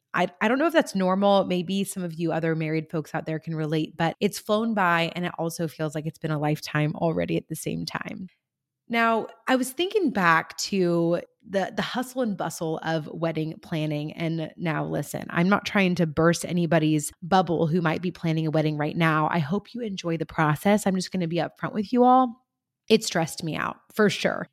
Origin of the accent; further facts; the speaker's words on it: Central Coast of California, United States; right here in my hometown on the Central Coast of California